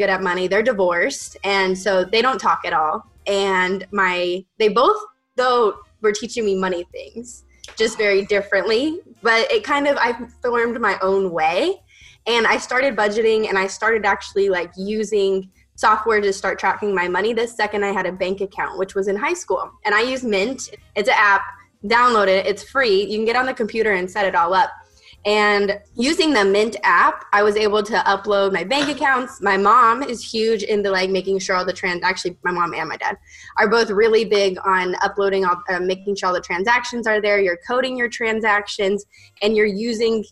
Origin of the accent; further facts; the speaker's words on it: Las Vegas, Nevada, United States; moved away; I'm from Las Vegas and born and raised there.